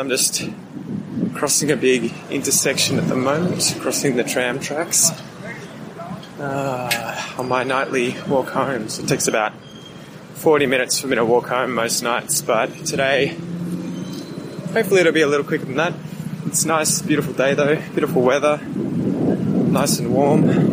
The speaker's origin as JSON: {"language": "English", "country": "Australia", "said": "I'm Australian"}